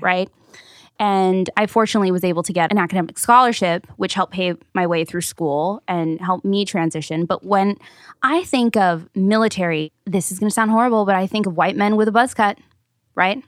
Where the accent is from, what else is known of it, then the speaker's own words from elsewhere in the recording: Paramount, California, United States; I grew up in Paramount, North Long Beach